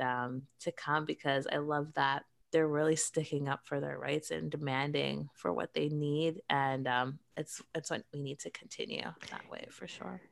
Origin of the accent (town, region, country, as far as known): Canada